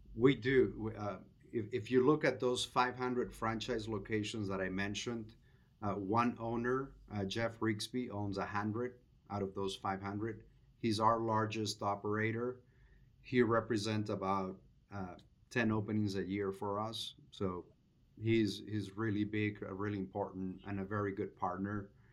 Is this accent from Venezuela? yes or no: yes; Venezuela; moved away as an adult; now in United States; I'm originally from Venezuela, came to the U S in two thousand three for graduate school, and have been here for about twenty years